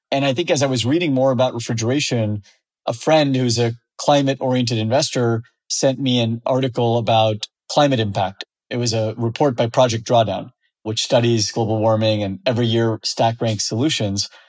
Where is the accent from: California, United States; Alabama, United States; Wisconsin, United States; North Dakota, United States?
California, United States; Fresno; I grew up in the Central Valley of California in an ag town called Fresno